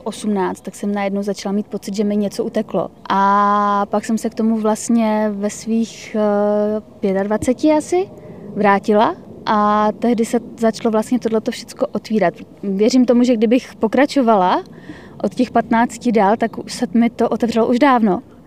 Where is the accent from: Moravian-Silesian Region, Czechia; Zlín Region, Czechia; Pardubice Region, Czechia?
Moravian-Silesian Region, Czechia; Karviná; Já jsem vyrůstala v Karviné. to je vlastně na hranicích s Polskem.